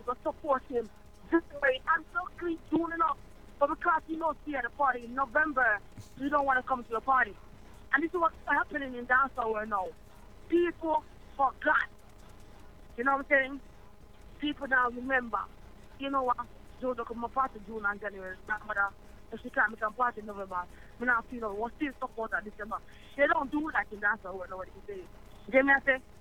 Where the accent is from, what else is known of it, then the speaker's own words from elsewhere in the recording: Manchester, Jamaica; me come from Manchester Bay, Jamaica.